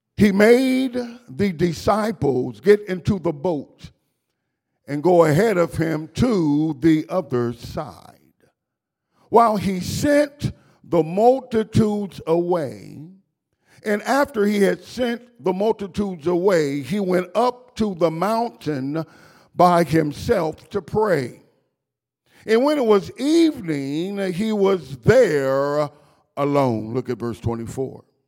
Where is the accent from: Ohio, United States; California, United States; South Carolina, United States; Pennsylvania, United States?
Ohio, United States; Dayton; I was raised up in Dayton, Ohio.